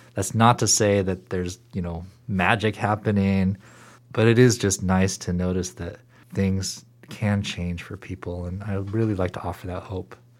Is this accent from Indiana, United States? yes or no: no; Seattle, Washington, United States; moved away as an adult; also born or lived in Boston / Portland; I grew up in Seattle, in a suburb of Seattle